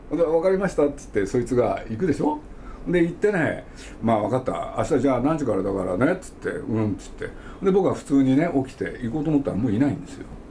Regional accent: Nagoya, Aichi, Japan; 僕は名古屋生まれなんですけど

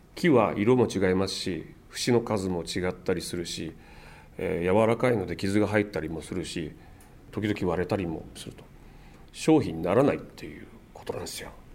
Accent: Amakusa, Kumamoto, Japan; now in Tokyo, Japan; 熊本県の天草の出身なもんですから自分のふるさとには山があって

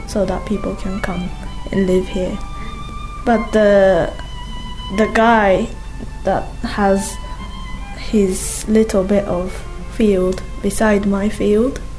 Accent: Kanagawa, Japan; now in Onomichi, Japan; Perhaps because I am from Kanagawa that I can appreciate the sea, the local produce, the people here, and the dialect of Hiroshima people.

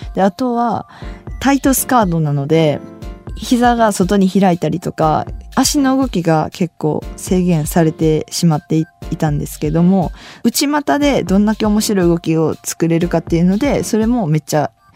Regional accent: Osaka, Japan; 私大阪なんで毎週土曜日やっててそれ見て育ってきた

